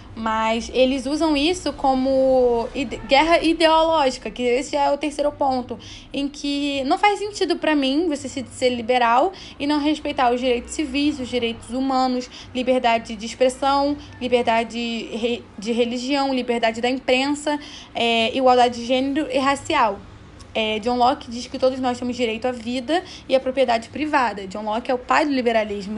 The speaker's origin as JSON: {"language": "Portuguese", "country": "Brazil", "said": "todos nós somos brasileiros"}